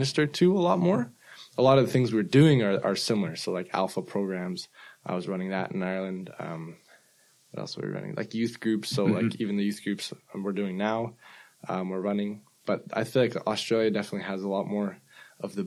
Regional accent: Vancouver, British Columbia, Canada; I'm from Canada, Vancouver, Canada

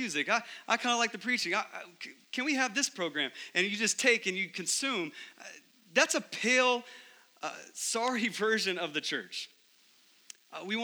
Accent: Texas, United States; growing up in Texas

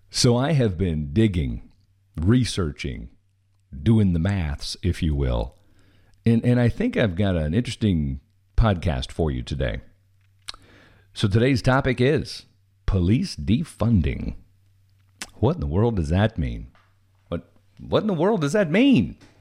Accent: Missouri, United States; moved away; I am originally from Missouri

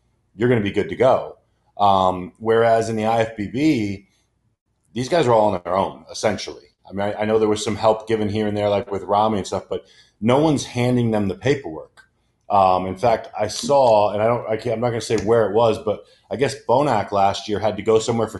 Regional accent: United States; I am American

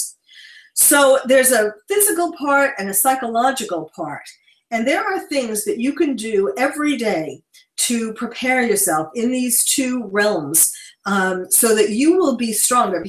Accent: New York City, New York, United States; now in West Coast, United States; I'm a born and bred New Yorker

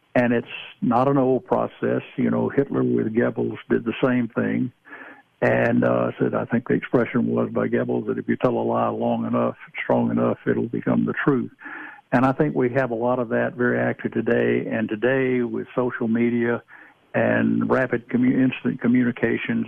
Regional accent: Georgia, United States; I'm originally from Georgia.

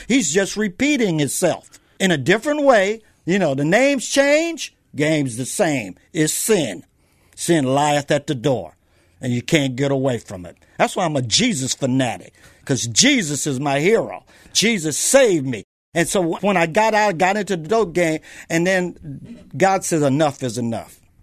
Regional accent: San Diego, California, United States; also born or lived in South Bronx, New York / Los Angeles / Texas; I was born on the East Coast, raised on the West Coast

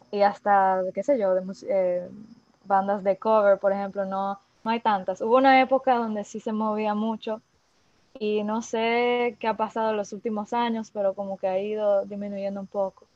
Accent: Dominican Republic; also born or lived in France / Montreal; ellos llegaron a la isla hace 24 años y yo era un bebé, tenía 5 meses. O sea que yo nunca viví en, en otro lado que sea República Dominicana

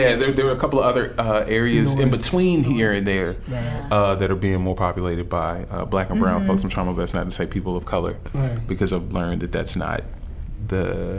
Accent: Atlanta, Georgia, United States; moved away as an adult; now in Seattle, United States; Born and raised in Atlanta, Georgia. So my privilege comes from me being around not only a bunch of black folks, but being around different types of groups of black people.

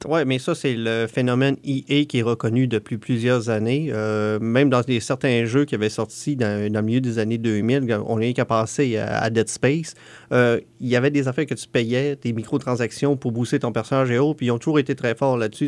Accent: Canada; on est Canadien

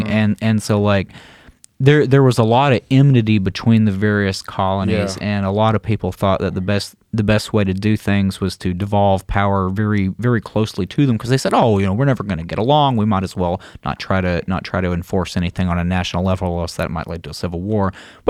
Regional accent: the South, United States; Because, you know, like I'm a Southerner, and when I see someone running without a shirt on, I think, put a shirt on, hippie.

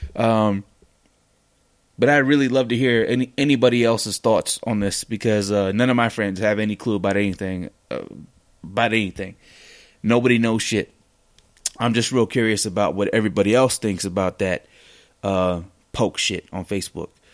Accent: West Coast, United States; I'm from the West Coast

